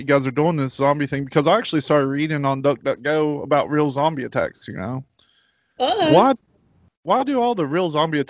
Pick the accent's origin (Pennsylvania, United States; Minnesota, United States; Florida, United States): Florida, United States; Apopka; I'm from Apopka.